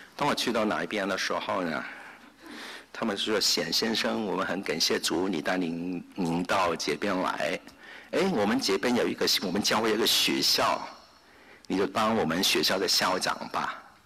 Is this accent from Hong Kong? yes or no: yes; Hong Kong; now in United States; 我是在香港出生，在香港长大。